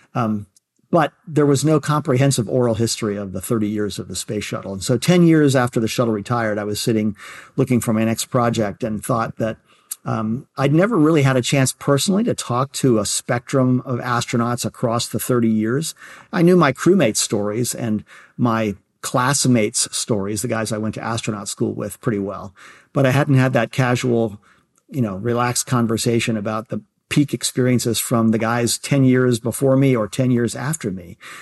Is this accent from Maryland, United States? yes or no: yes; Baltimore, Maryland, United States; growing up in Baltimore